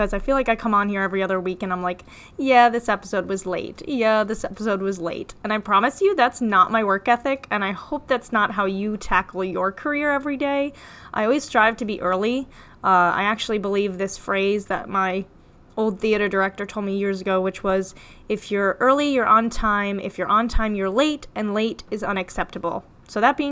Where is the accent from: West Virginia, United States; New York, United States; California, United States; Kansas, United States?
New York, United States; also born or lived in Florida; I'm from New York, but I lived in Florida for 3 years